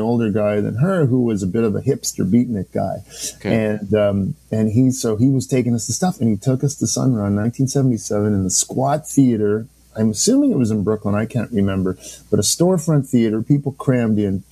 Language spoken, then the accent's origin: English; Salmon Arm, British Columbia, Canada; moved away; also born or lived in New Brunswick; I was born in New Brunswick, but grew up in a town called Salmon Arm, B.C., Interior